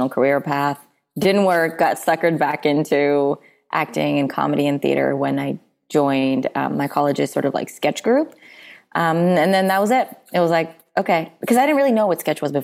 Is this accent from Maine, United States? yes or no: no; Bay Area, Northern California, United States; I grew up in the Bay Area, so like Northern California